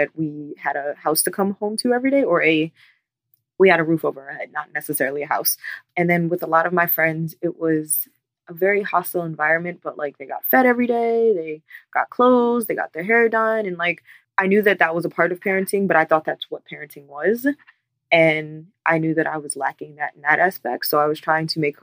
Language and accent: English; Baltimore, Maryland, United States; I am from Baltimore, Maryland.